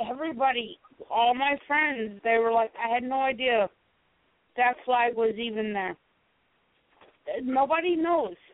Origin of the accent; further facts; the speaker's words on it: South Carolina, United States; I grew up in South Carolina. I I was not born in South Carolina